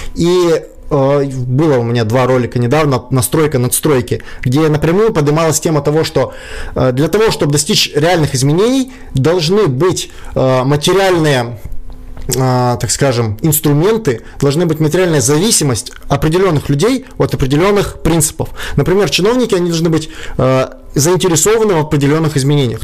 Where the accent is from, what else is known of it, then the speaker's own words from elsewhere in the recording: Kyiv, Ukraine; moved away as an adult; now in Saint Petersburg, Russia; я сам из Украины. Там, я до 20 лет жил в Киеве.